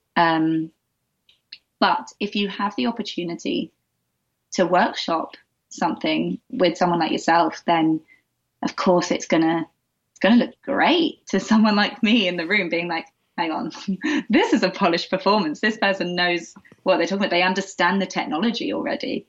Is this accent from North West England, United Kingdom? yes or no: no; Essex, East of England, United Kingdom; I grew up in the UK. I grew up mainly just outside of London in Essex